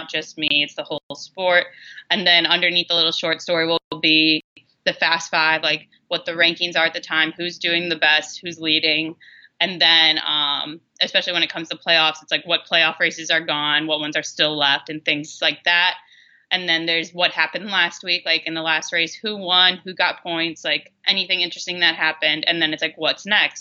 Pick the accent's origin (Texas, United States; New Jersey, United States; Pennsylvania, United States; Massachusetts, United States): Massachusetts, United States; outside Boston; I grew up outside Boston